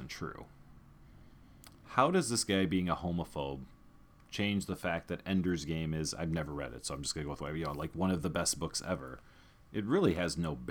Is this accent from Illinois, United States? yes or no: yes; Chicago, Illinois, United States; I'm from Chicago.